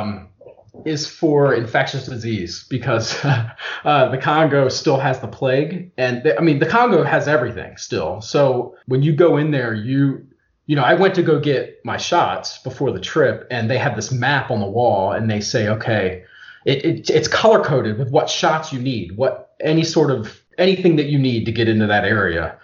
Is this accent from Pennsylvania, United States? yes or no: no; Eastern Shore of Maryland, United States; I'm from the Eastern Shore of Maryland